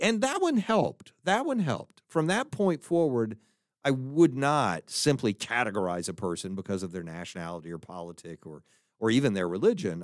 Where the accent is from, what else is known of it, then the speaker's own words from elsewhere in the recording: Fort Worth, Texas, United States; the public school environment when I was growing up in Texas